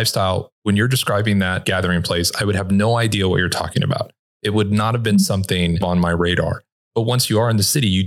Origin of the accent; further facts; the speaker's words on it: Los Angeles, California, United States; moved away as an adult; also born or lived in Orange County, California; I'm originally from Los Angeles and Orange County, Southern California.